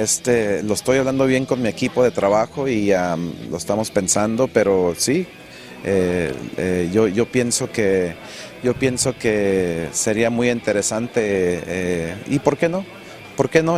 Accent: United States; nací en este país y, orgullosamente eh, con sangre mexicana, de, con padres mexicanos

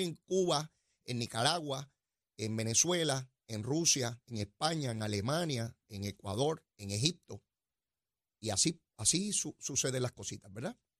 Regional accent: Puerto Rico; somos una colonia de los Estados Unidos de América

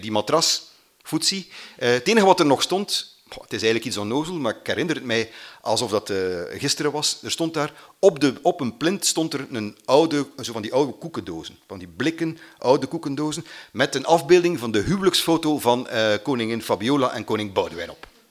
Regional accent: Mater, Flanders, Belgium; ik ben van Mater. Mater ligt ergens in de Vlaamse Ardennen, vlakbij Oudenaarde

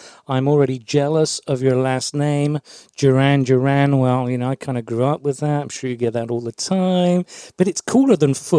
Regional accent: Germany; born there; So I'm an army brat, which means that I was born in Germany. I'm actually half German, half Scots, which is quite an interesting hybrid.

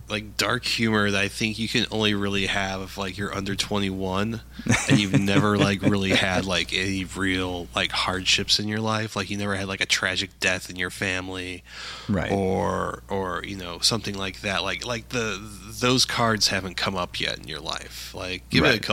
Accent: Canada; now in Japan; I'm originally from Canada, but I've lived in Japan since 1999.

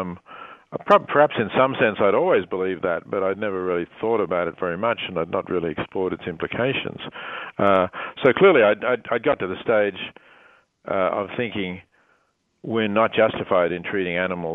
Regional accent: Australia; moved away; growing up in Australia, where meat was plentiful and inexpensive

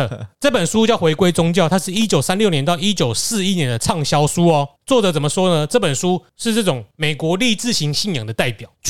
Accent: Taiwan; 因为我们台湾人去拜神几乎都是要这样子，我们去拜拜就是要回报

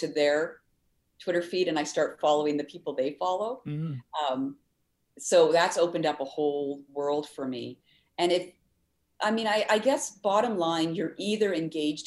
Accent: Ottawa, Ontario, Canada; now in Winnipeg, Canada; I grew up in Ottawa, but we'd come to Winnipeg to visit my aunt

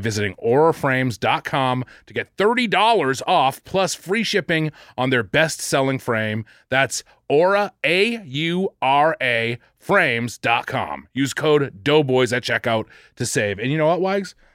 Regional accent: Boston, Massachusetts, United States; I'm the Bostonian

